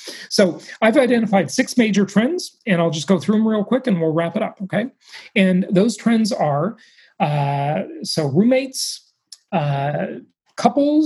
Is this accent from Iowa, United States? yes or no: no; Los Angeles, California, United States; my hometown of Los Angeles